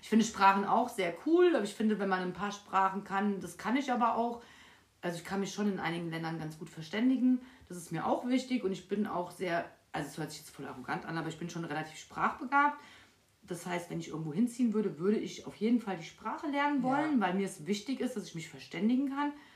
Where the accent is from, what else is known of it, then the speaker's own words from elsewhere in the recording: Frankfurt, Hesse, Germany; Ich bin mitten in Frankfurt aufgewachsen